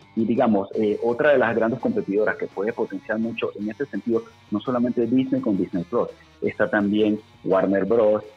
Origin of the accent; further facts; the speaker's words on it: Panama; en nuestro país, en Panamá